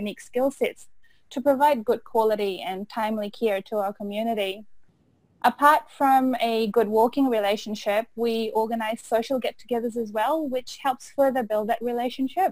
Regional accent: Fiji; also born or lived in Otago, New Zealand; now in Auckland, New Zealand; I am originally from Fiji and I completed my Bachelor of Pharmacy from Otago in 2009 before moving to Auckland to do my internship

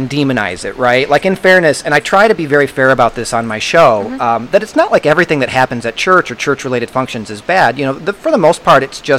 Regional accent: Michigan, United States; I grew up in Michigan.

